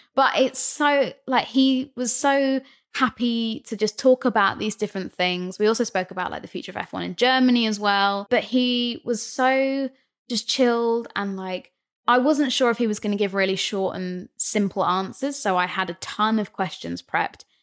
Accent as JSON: {"language": "English", "town": "Brighton", "region": "South East England", "country": "United Kingdom", "said": "I'm from Brighton"}